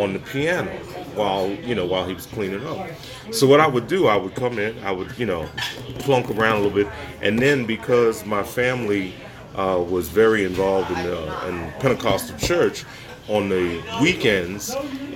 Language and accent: English; Trenton, New Jersey, United States; also born or lived in South Carolina / Brooklyn, New York; I was born in South Carolina. Moved to Trenton, actually moved from South Carolina to Brooklyn, New York as a child, and then came to Trenton as a six-year-old with my family